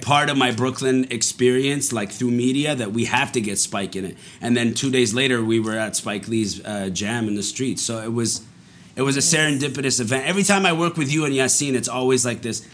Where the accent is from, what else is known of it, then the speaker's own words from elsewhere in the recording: Montreal, Quebec, Canada; also born or lived in Dubai, United Arab Emirates; I was born in Dubai, and then we moved to Montreal when I was five